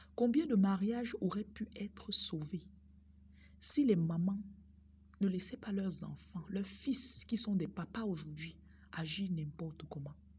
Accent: Bafoussam, West, Cameroon; J'ai grandi au Cameroun, dans la ville de Bafoussam

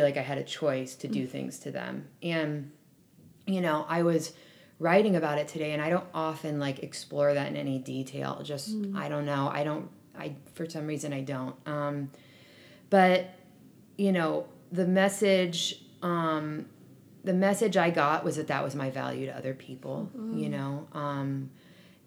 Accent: Berkeley, California, United States; I grew up in Berkeley

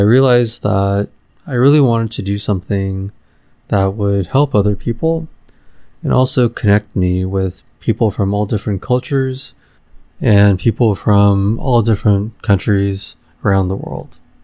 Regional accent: Los Angeles, California, United States; born or raised there

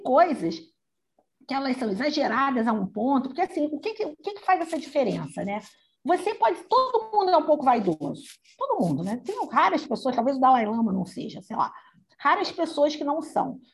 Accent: Brazil; nós somos brasileiros

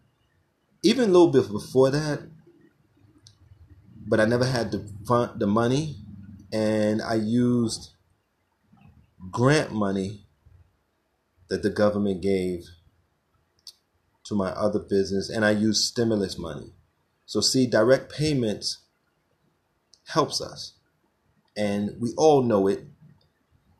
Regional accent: Brownsville, United States; as a child growing up in Brownsville

